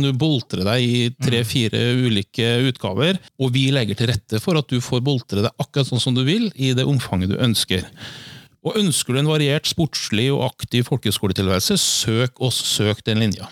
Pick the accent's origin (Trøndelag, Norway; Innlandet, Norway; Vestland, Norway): Trøndelag, Norway; now in Fredrikstad, Norway; jeg er jo fra Trøndelag